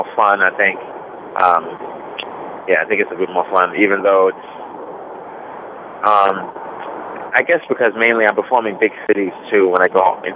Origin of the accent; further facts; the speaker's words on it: United States; as an American